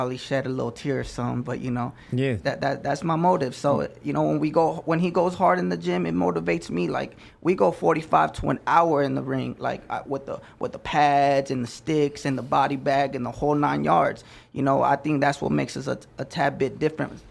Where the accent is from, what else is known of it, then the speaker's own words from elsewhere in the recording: Las Vegas, Nevada, United States; also born or lived in Los Angeles; I was raised in Las Vegas, not the friendliest place